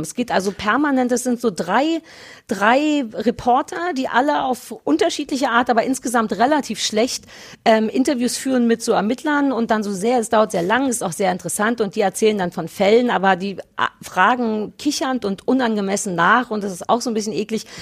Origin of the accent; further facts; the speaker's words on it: Berlin, Germany; 030 für Berlin, weil es meine Heimatstadt ist.